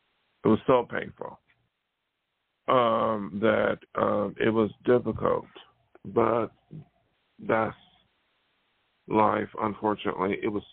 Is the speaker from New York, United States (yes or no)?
yes; Buffalo, New York, United States; now in California, United States; So when I came to California from New York, which is very open-minded, New York State, not New York City, but Buffalo, and then come out here